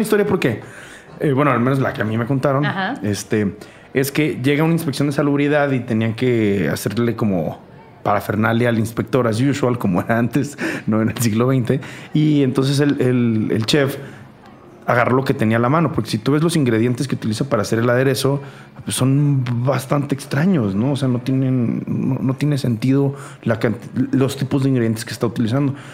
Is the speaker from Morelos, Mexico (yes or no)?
no; Tijuana, Baja California, Mexico; moved away as an adult; now in Mexico City, Mexico